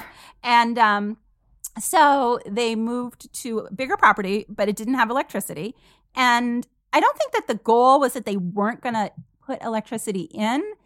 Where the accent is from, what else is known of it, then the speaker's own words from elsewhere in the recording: Vermont, United States; I grew up in Vermont in this super small town, population like five hundred.